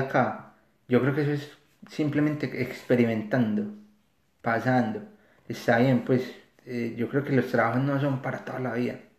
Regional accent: Medellín, Antioquia, Colombia; moved away as an adult; now in Australia; yo soy de Medellín

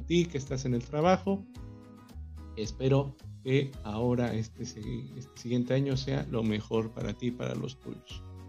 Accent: Mexico; el más popular deporte que existe en mi país

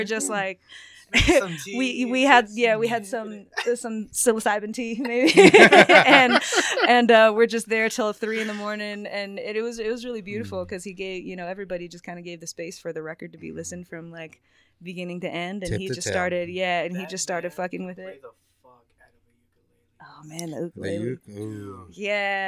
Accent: San Diego, California, United States; moved away; also born or lived in the South; I came from San Diego where like my white friends and my black friends hung out

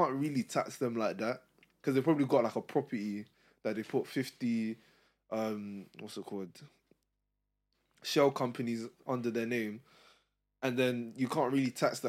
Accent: United Kingdom; Because I don't really ever feel British. Like sometimes I have this conversation with my dad because I was born here

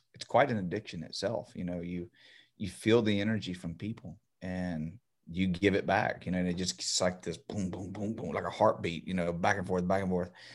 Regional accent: Beaumont, Texas, United States; I'm from here. I'm from Beaumont

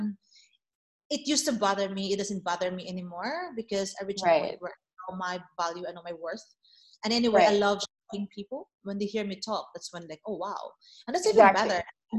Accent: Philippines; I'm just like, no, I'm Filipina, you know, and I'm very proud of it.

